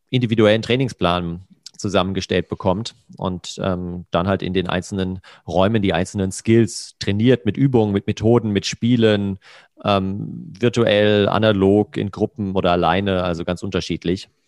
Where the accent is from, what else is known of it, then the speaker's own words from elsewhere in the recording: Hesse, Germany; in einem Restaurant ähm, in der Nähe von Frankfurt, wo ich herkomme.